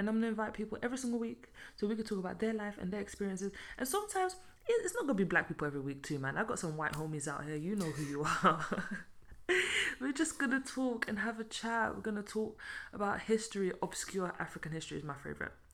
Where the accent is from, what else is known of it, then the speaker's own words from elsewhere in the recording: London, United Kingdom; also born or lived in Belgium; now in Luxembourg; I was born and raised in London.